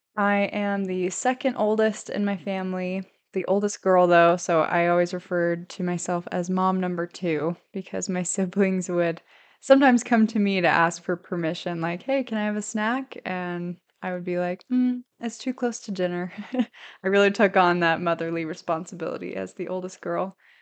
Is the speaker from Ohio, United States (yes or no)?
no; St. Louis, Missouri, United States; moved away as an adult; now in Idaho, United States; I grew up in Saint Louis, Missouri